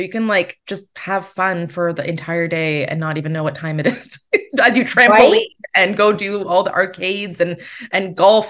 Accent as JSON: {"language": "English", "town": "Kitchener", "region": "Ontario", "country": "Canada", "tie": "born or raised there", "said": "my hometown of Kitchener-Waterloo"}